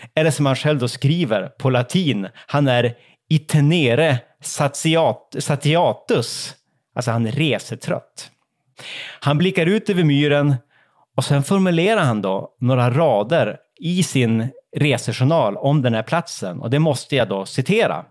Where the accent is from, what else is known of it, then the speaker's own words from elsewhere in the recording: Umeå, Västerbotten County, Sweden; jag är ju då från Umeå och bägge mina föräldrar kommer faktiskt från de fjällnära delarna av, av inlandet. Så fjällen har väl liksom alltid varit en del av min uppväxt